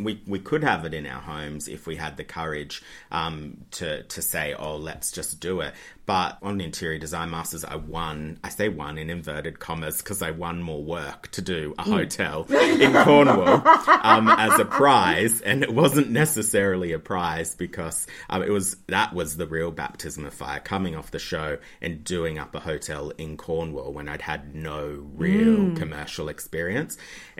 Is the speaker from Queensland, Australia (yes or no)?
no; New South Wales, Australia; No, Central West Australia, so about 4 or 5 hours from Sydney.